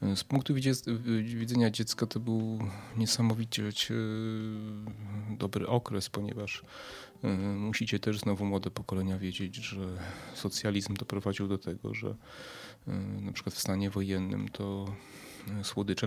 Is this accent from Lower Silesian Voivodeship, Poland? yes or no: no; Przemyśl, Subcarpathian Voivodeship, Poland; ja z Przemyśla pochodzę. E, kiedyś na ulicy Pierwszego Maja, dzisiaj na ulicy Dworskiego, na parterze w kamienicy